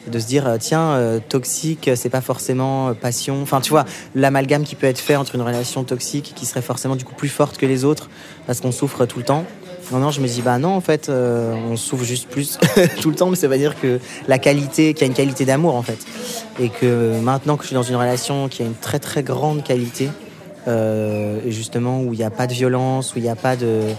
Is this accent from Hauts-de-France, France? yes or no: no; Normandy, France; ça me rappelle mon enfance en Normandie.